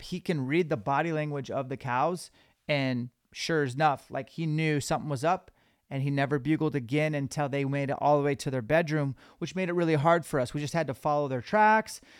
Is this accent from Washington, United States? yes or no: yes; Washington, United States; we're from Washington